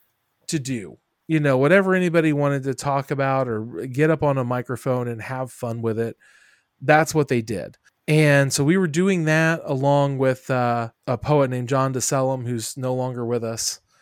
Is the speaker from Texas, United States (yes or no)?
no; Springfield, Ohio, United States; now in Dayton, United States; I came from Springfield to Dayton.